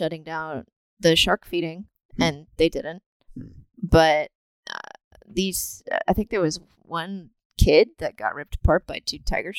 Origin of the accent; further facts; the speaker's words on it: Bahamas; now in Florida, United States; I grew up in the Bahamas